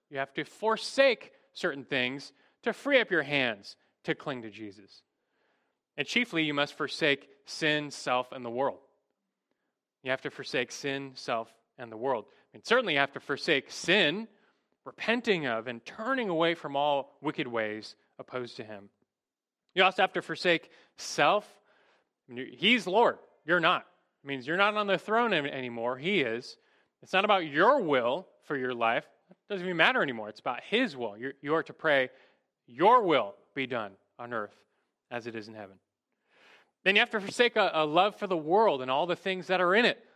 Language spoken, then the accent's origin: English; United States; as American Christians